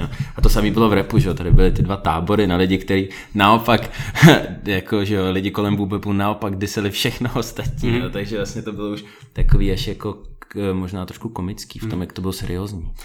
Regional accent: Prague, Czechia; also born or lived in Volgograd, Russia / Krasnodar, Russia / London, United Kingdom; mě sem odvezli rodiče, když mi bylo asi 8, takže od té doby já jsem žil v Praze

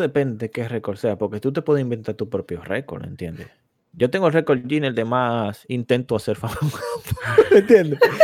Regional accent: Dominican Republic; moved away

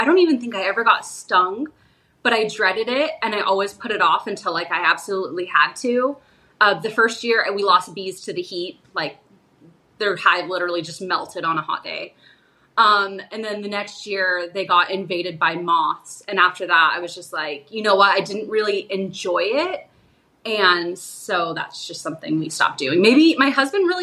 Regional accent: Arizona, United States; my husband and I are both born and raised in Arizona

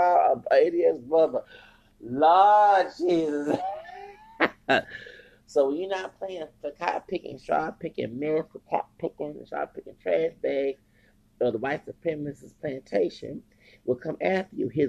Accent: Southwest, United States; also born or lived in West Coast / Southern California / the South; here in Southwest, as a child growing up

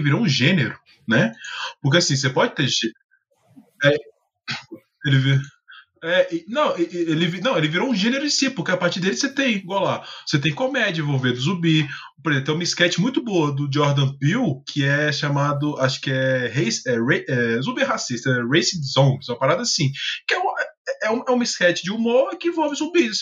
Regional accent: Brazil; sou brasileiro

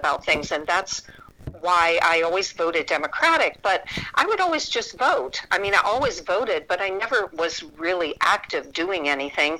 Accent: Pittsburgh, Pennsylvania, United States; moved away; I came from Pittsburgh and a blue-collar worker family

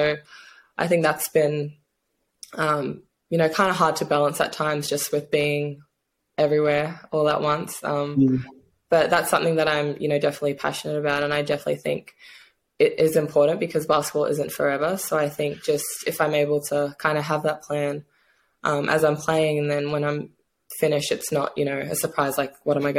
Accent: Australia; moved away as an adult; also born or lived in New Zealand / Seattle; now in Hungary; growing up in Australia

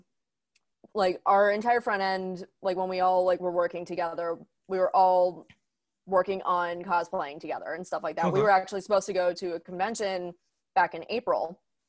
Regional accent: Pittsburgh, Pennsylvania, United States; I live in Pittsburgh, grew up here

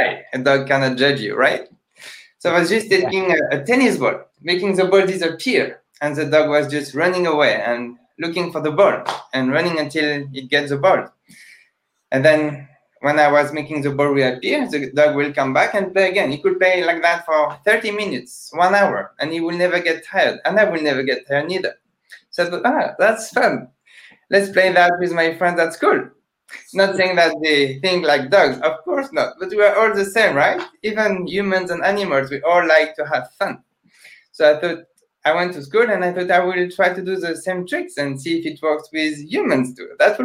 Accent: France; English is a second language; I'm a magician from France

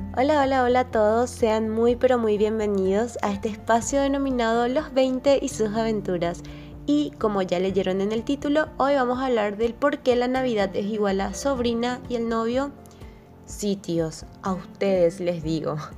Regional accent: Paraguay; nosotros como paraguayos, o sea, nuestra familia es así súper numerosa siempre

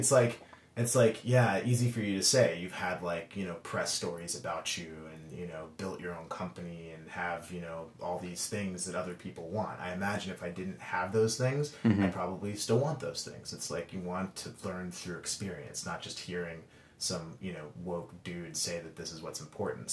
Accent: Dallas, Texas, United States; I grew up in Texas, and I'm from Dallas, Texas

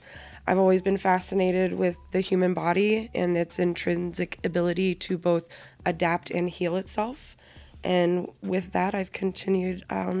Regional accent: Kansas, United States; moved away as an adult; now in Las Vegas, United States; I am originally from the Midwest, as you said, Kansas specifically

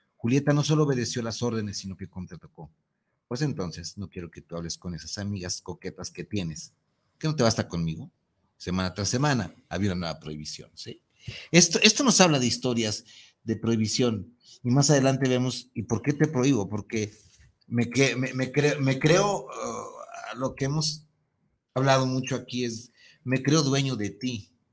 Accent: Mexico; los mexicanos éramos los más celosos del planeta

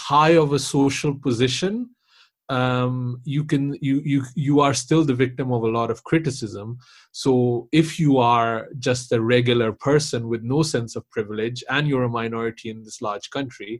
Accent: Pakistan; I'm also Pakistani

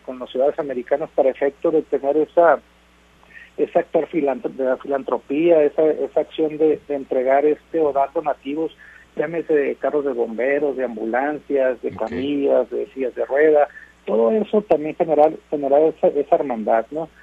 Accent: Mexico; nosotros como mexicanos

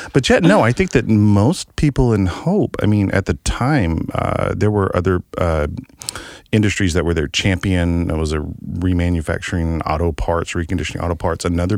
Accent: Hope, Arkansas, United States; moved away; I grew up in Hope, Arkansas.

